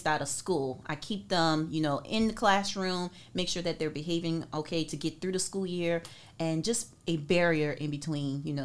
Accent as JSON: {"language": "English", "town": "Andrews", "region": "South Carolina", "country": "United States", "moved": "yes", "lives_now": "Norfolk, United States", "said": "I'm originally from Andrews, South Carolina"}